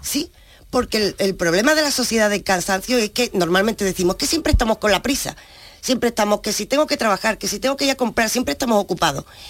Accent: Andalusia, Spain; nosotros decimos con orgullo soy andaluz

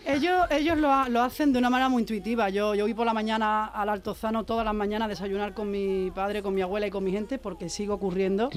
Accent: Seville, Andalusia, Spain; yo nací en un barrio en Triana donde mi familia son cantadores, son bailadores

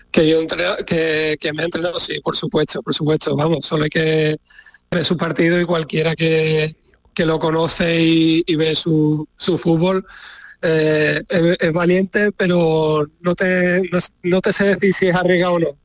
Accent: Ceuta, Spain; moved away; ¿Cómo anda Redru por allí, por mi tierra?

